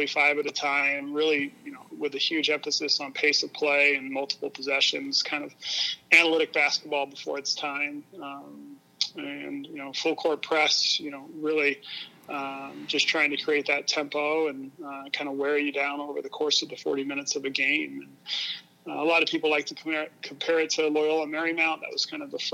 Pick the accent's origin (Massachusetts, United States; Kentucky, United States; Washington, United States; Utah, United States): Utah, United States; Salt Lake City; moved away as an adult; now in Rochester, United States; I grew up in Salt Lake City, Utah, first 18 years of my life.